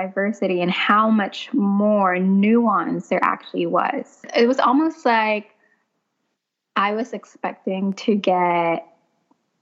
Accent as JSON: {"language": "English", "country": "Philippines", "tie": "born or raised there", "also_born_or_lived": "New York City", "moved": "yes", "lives_now": "South Carolina, United States", "said": "I grew up in the Philippines, impoverished, living in a house that was abandoned"}